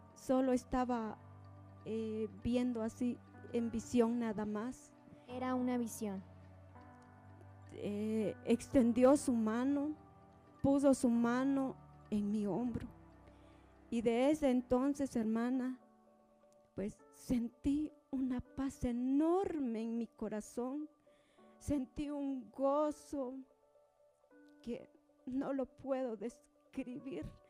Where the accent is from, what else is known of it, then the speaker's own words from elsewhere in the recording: Santa Lucía Utatlán, Sololá, Guatemala; Vengo de Aldea El Novillero, Santa Lucía, Otatlán, Sololá